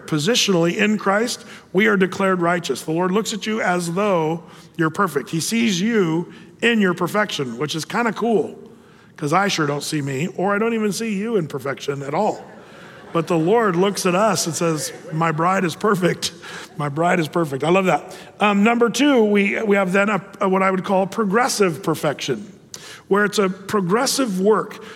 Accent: United States; as an American citizen

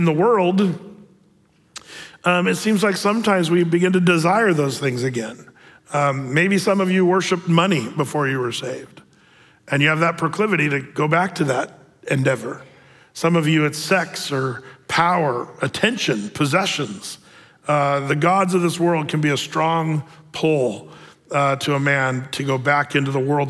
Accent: United States; as American men

